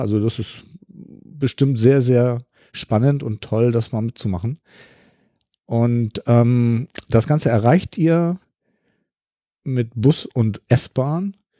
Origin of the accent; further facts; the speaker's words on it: Hamburg, Germany; ich bin ja aus dem Norden von Hamburg